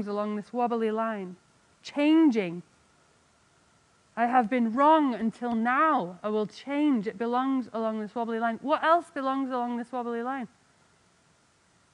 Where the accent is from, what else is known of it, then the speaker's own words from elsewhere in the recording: England, United Kingdom; now in United States; I'm English